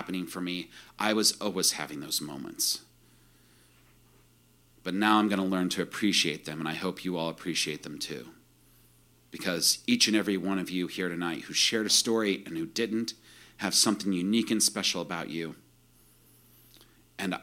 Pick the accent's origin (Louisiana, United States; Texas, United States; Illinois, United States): Illinois, United States; central; I grew up in the Midwest, too, in central Illinois